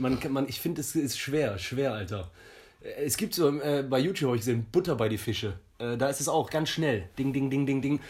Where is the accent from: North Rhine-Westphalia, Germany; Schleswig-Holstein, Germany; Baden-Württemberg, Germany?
North Rhine-Westphalia, Germany; Jülich; moved away as an adult; also born or lived in Hamburg; now in Cologne, Germany; Hamburg, groß geworden in Jülich und jetzt Kölner, seit zehn Jahren.